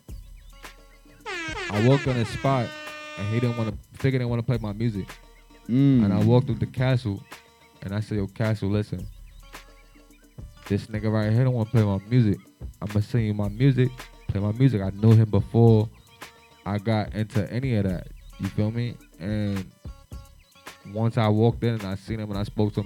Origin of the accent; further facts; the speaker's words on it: Belize; moved away; also born or lived in Chula Vista, California; I'm from Belize. When I came